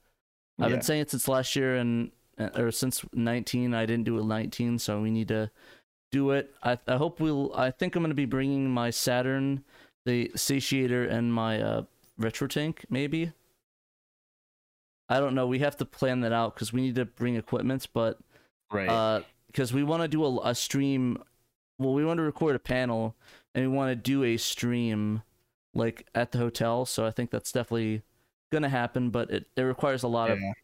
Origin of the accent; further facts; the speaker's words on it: New Jersey, United States; moved away; When I moved from Jersey to Arizona, we had to do a drive. It was like a 3-day drive.